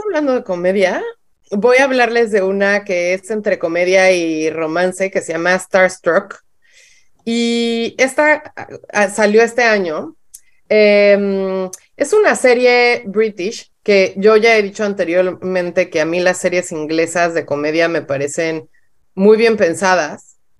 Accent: Mexico; en, México no vemos muchas series

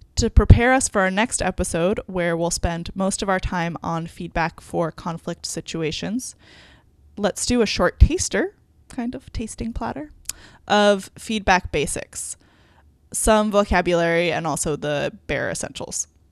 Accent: New York, United States; moved away as an adult; I grew up in New York.

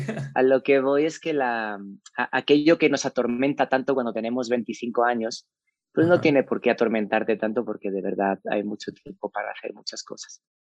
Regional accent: Spain; moved away as an adult; also born or lived in Saltillo, Mexico; now in Mexico; Soy un inmigrante español eh, que emigró hace mucho tiempo eh, pensando que se iba un par de años de España

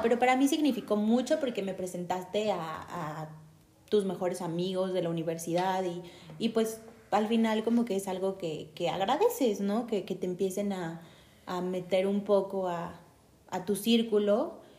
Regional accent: Mexico City, Mexico; tengo 29 años y soy originaria de la Ciudad de México

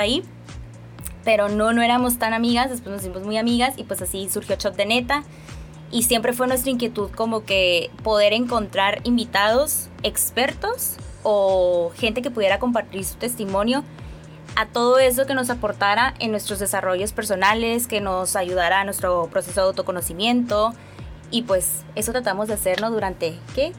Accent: Mexicali, Baja California, Mexico; Soy cachanilla, nací aquí en Mexicali, Baja California.

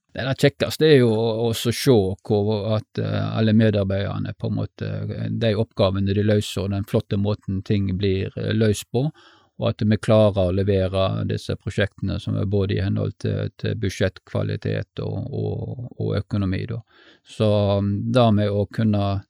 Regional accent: Stord, Vestland, Norway; Jeg eh, er født og oppvokst på Stord

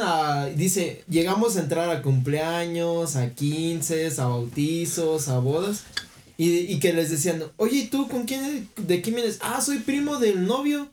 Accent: Mexico; yo como mexicano

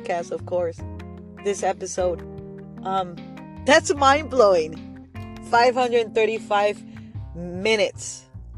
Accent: Argentina; moved away; Argentina being one of them. My home country. My homeland

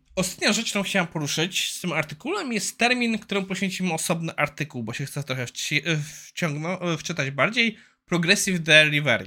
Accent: Poland; also born or lived in Ireland; Ja wyjechałem z Irland do Irlandii na dwa lata i jak wróciłem do Polski

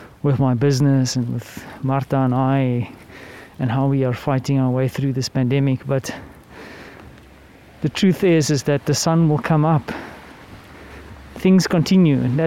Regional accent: South Africa; As a South African

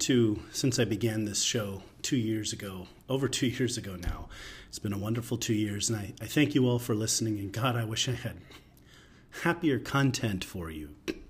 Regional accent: United States; So even though I am an American conservative commentator, one of the, you know, for the last, I don't know, 25 years, one of the few conservative Jewish voices out there.

